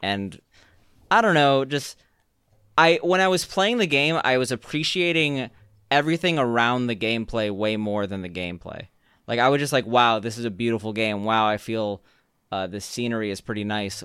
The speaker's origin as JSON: {"language": "English", "town": "Chicago", "region": "Illinois", "country": "United States", "tie": "born or raised there", "moved": "as an adult", "said": "growing up in Chicago"}